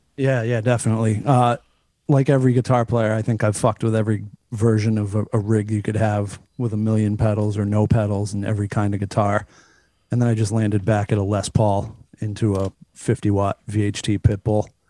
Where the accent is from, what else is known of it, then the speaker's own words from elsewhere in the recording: Cape Cod, Massachusetts, United States; I'm from like an hour south of here. I'm from the Cape